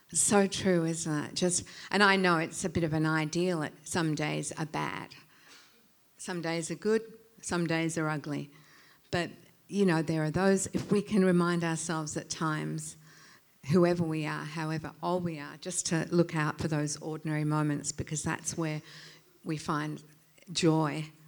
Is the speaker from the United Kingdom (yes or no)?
yes; England, United Kingdom; moved away; I was born in England. Mum was mum and dad were English